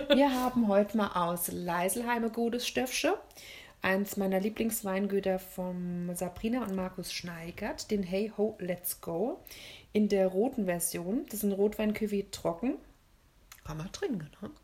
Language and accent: German; Germany; bei uns in Deutschland